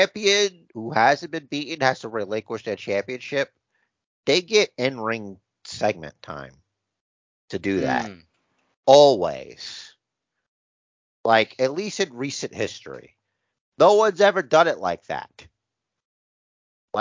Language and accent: English; United States; I'm an American